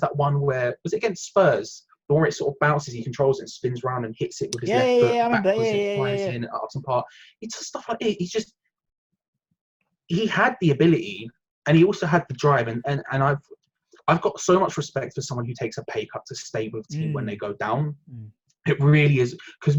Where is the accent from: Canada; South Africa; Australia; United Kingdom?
United Kingdom; London; I'm from a similar area. I grew up in North London.